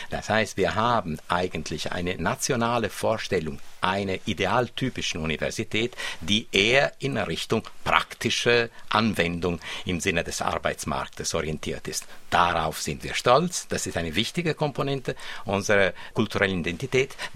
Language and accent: German; Switzerland; interessanterweise sind das zwei Aspekte, auf die wir auch als Schweizer sehr stolz sind.